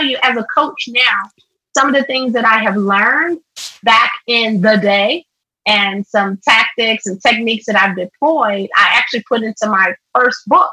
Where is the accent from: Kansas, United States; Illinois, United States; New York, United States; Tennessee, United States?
Tennessee, United States; Nashville; in the third grade, fast forward, we moved from East Nashville to North Nashville